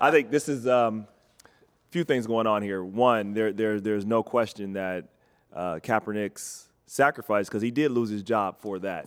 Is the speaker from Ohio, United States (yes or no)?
yes; Cincinnati, Ohio, United States; Cincinnati, and I, and, and I love my hometown